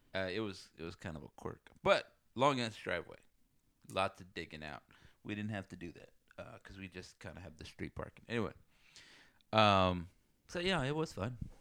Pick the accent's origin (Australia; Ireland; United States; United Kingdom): United States; South Texas; moved away; I come from South Texas